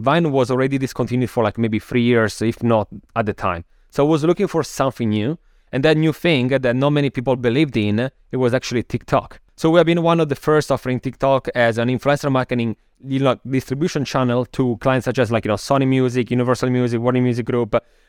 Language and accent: English; Milan, Lombardy, Italy; English is a second language; moved away as an adult; also born or lived in Copenhagen, Denmark; now in New York, United States; So I'm originally from Milano, Italy, as people can hear from my accent. After like living there for a long time, when I was around, what was it, maybe 23 or something like that, then I moved to Copenhagen in Denmark, so in Scandinavia, where I studied my master's